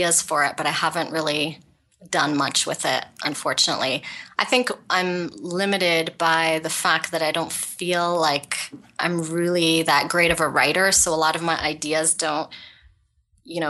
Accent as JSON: {"language": "English", "town": "Ottawa", "region": "Ontario", "country": "Canada", "tie": "born or raised there", "said": "I grew up in Ottawa, Canada, and I have a father who was from India."}